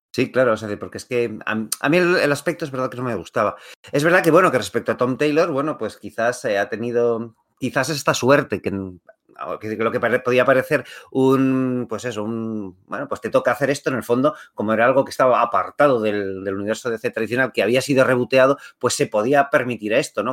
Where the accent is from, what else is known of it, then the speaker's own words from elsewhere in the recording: Madrid, Community of Madrid, Spain; yo no soy de Ma, de Barcelona, yo soy de Madrid